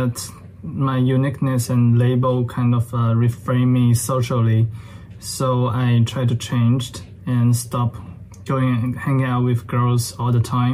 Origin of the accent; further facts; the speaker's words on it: China; I was born and raised in China